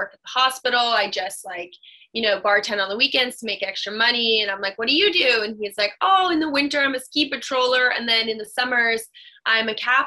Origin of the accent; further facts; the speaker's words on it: Burlington, Vermont, United States; I'm from Burlington